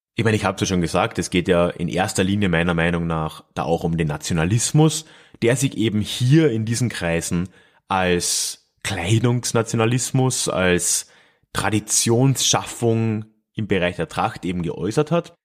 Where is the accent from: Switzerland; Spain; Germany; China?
Germany; Freising, Bavaria; meiner Heimatstadt Freising